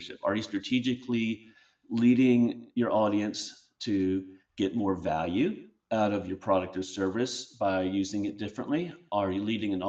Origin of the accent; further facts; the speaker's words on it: Charleston, South Carolina, United States; my hometown of Charleston, South Carolina